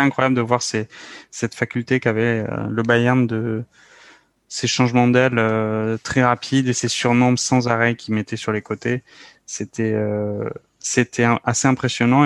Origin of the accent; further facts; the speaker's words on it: France; nous, en tant que Français